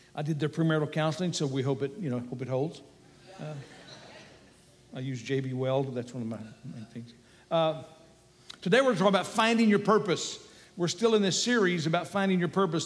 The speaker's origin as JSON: {"language": "English", "region": "Texas", "country": "United States", "said": "I'm an American. Uh, and a, Texan too"}